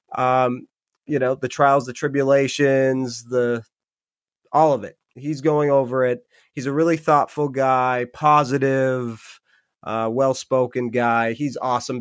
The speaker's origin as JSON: {"language": "English", "area": "Upper Peninsula", "region": "Michigan", "country": "United States", "tie": "born or raised there", "moved": "yes", "lives_now": "Rhode Island, United States", "said": "I'm from Michigan originally. I live in Rhode Island now."}